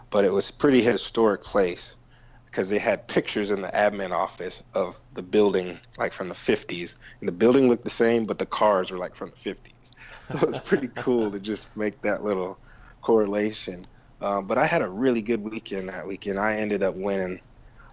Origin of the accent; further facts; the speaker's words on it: Cleveland, Ohio, United States; moved away as an adult; now in Florida, United States; I'm originally from Cleveland, so yeah. I know all about the snow, and I moved when I was 19 to Florida